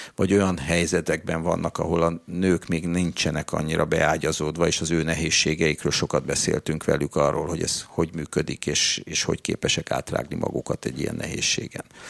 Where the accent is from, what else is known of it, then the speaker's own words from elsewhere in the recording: Budapest, Hungary; pesti fiú vagyok, aki mindig focizott a téren, az iskolában